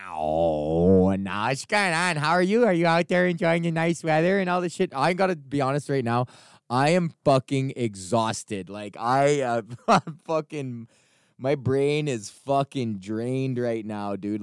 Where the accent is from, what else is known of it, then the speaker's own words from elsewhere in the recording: Edmonton, Alberta, Canada; moved away; I was born and raised in Edmonton. This is my hometown.